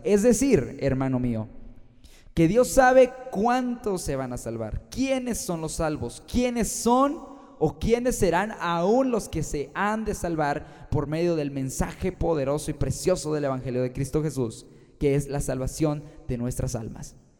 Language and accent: Spanish; Guanajuato, Mexico; yo soy de Guanajuato, México, y tengo 21 años